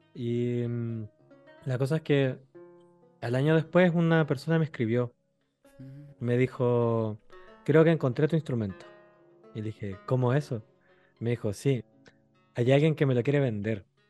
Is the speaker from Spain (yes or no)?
no; Chile; moved away as an adult; now in France; Le dije, de Chile